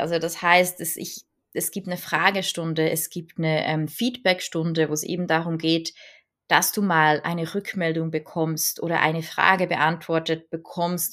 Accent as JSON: {"language": "German", "country": "Switzerland", "said": "bei uns in der Schweiz"}